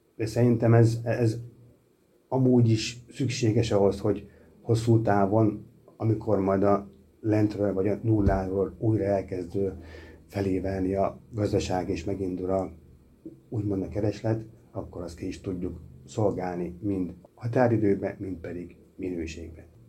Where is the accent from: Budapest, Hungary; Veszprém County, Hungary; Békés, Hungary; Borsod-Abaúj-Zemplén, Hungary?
Borsod-Abaúj-Zemplén, Hungary; Miskolc; Magyarországon élünk, azon belül is Miskolcon magyar emberek vagyunk